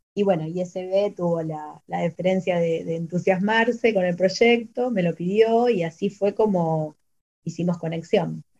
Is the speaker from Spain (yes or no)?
no; Argentina